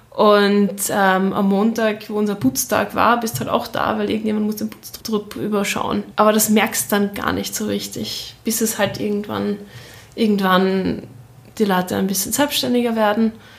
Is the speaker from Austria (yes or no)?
yes; Austria; also born or lived in Shanghai; als Österreicherin